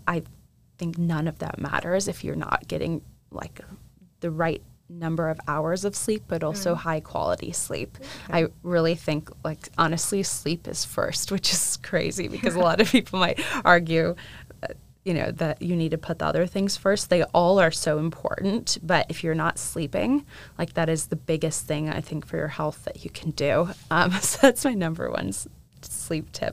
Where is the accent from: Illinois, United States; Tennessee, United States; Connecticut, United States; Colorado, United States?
Illinois, United States; St. Charles; moved away as an adult; now in Nashville, United States; I grew up outside of Chicago in a suburb called St. Charles